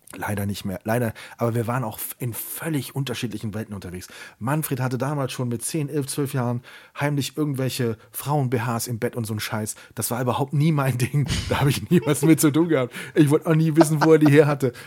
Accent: Siegburg, North Rhine-Westphalia, Germany; in meiner Heimatstadt in Siegburg

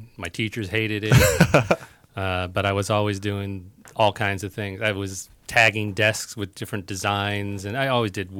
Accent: Santa Ana, California, United States; Born in Santa Ana.

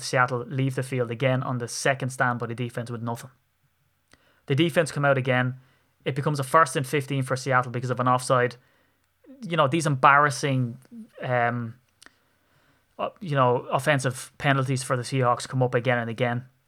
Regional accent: Ireland; I'm an Irishman

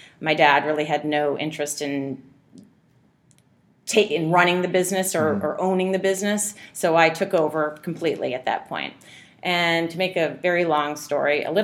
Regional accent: Indiana, United States; also born or lived in California / Chicago / San Francisco; now in New York, United States; I wasn't born there, but I spent most of my childhood in Indiana

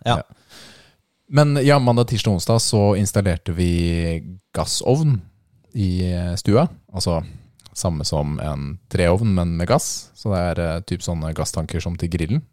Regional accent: Lillestrøm, Akershus, Norway; Er jeg fra Lillestrøm? Ja

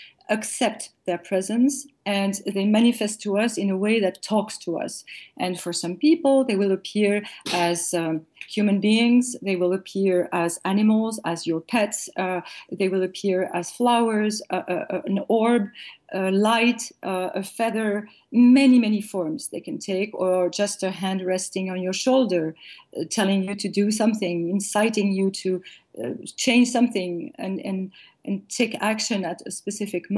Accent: France; raised, born and raised in France

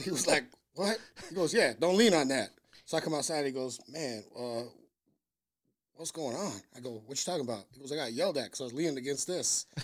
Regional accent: Vancouver, Washington, United States; moved away as an adult; now in Chicago, United States; I'm from Vancouver, Washington

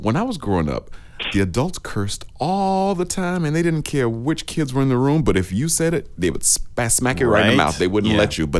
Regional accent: South Florida, United States; accent: country; growing up in South Florida at the time, it was much more country down here. So we would say the words with with a much more country accent.

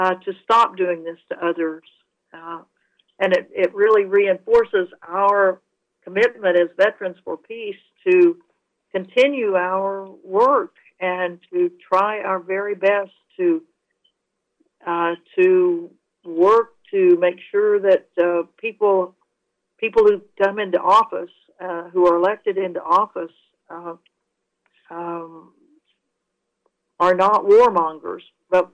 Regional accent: United States; us as American citizens

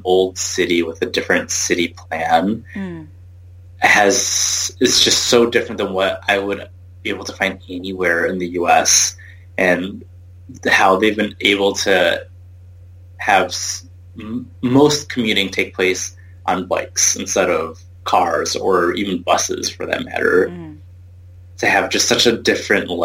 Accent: Southeast Michigan, United States; I grew up in Southeast Michigan

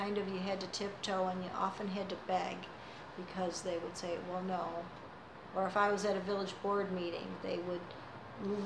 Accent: Caledonia, New York, United States; living here as well, mm-hmm. and having it be my hometown, and it being a small town

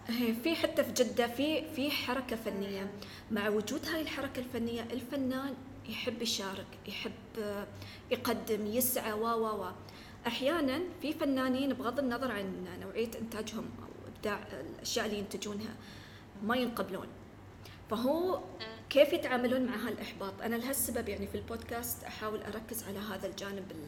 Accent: United Arab Emirates; احنا عندنا في الإمارات

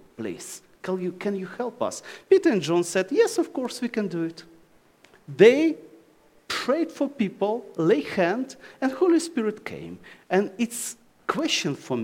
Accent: Ukraine; English is a second language; Oh, Ukraine

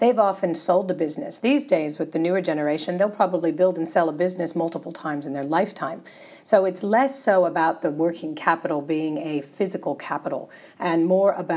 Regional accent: United States; moved away as an adult; now in Australia; It's the American formalities in me

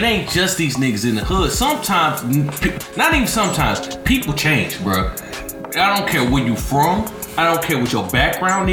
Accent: the South, United States; I'm from the South

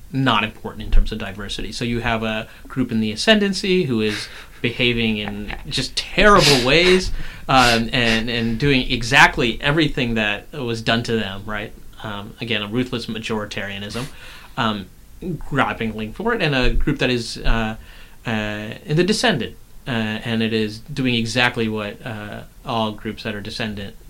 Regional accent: the South, United States; I grew up in the South

